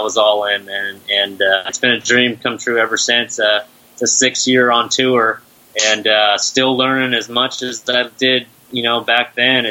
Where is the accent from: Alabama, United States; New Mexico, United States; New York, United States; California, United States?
California, United States; San Jose; I'm from San Jose, California